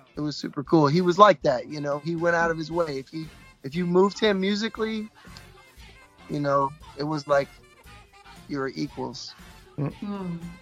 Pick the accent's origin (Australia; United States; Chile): United States; I'm American